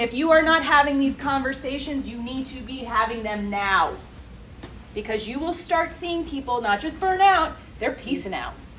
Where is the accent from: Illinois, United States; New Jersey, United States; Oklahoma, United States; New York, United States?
New Jersey, United States; New Jersey, my home state.